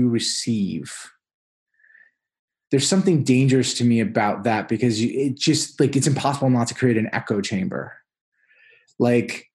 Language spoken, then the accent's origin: English; New York, United States; moved away as an adult; also born or lived in Iowa; I'm from New York originally